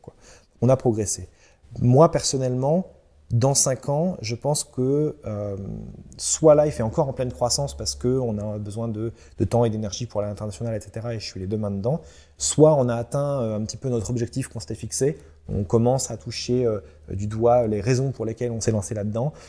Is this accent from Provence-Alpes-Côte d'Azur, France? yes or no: no; Centre-Val de Loire, France; now in Brittany, France; Je viens du centre, euh, je viens du Loiret, du département du Loiret pour être précis, mais de la région centre